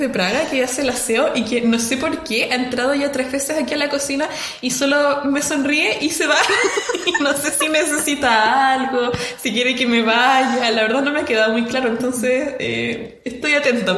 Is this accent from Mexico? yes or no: no; Chile; accent: Chilean; me cuesta retomar el chileno después